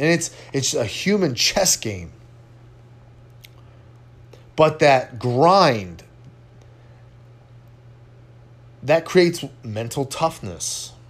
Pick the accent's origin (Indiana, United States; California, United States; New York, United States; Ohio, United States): California, United States; now in Houston, United States; I live in Houston now. This place floods all the time. Do you think that I'm prepared? Absolutely. I came from Southern California where we were right next to a fault line.